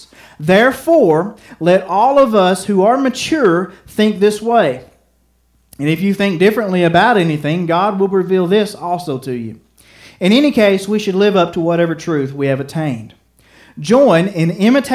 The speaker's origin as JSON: {"language": "English", "country": "United States", "said": "I love being an American citizen"}